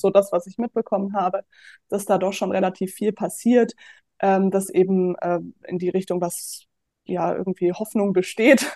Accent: Offenbach am Main, Hesse, Germany; moved away as an adult; also born or lived in Würzburg; ich komme ursprünglich aus Offenbach

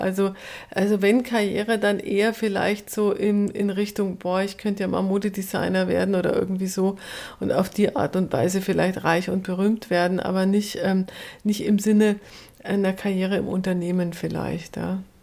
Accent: rural Upper Bavaria, Germany; Ich komme ja aus dem Ober, vom oberbayerischen Land

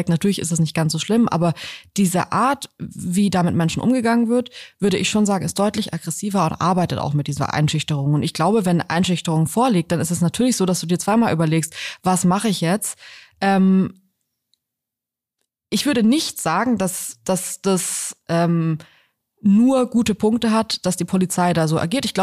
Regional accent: Hesse, Germany; Wir sind ja selber heute zum ersten Mal hier, wir kommen ja eigentlich aus Hessen.

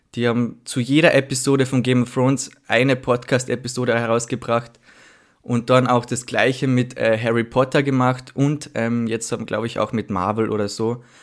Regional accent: Villach, Carinthia, Austria; now in Vienna, Austria; ich komme aus Villach, also aus einer Stadt in Kärnten

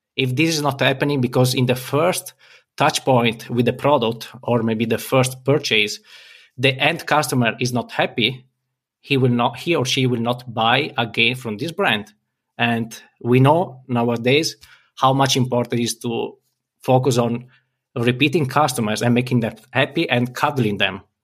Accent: Italy; I'm from Italy

